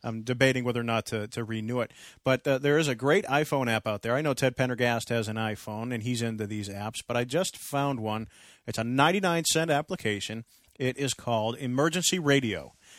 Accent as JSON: {"language": "English", "town": "Andover", "region": "Massachusetts", "country": "United States", "tie": "born or raised there", "moved": "yes", "said": "Andover, North Andover, Lawrence, Methuen, my hometown area"}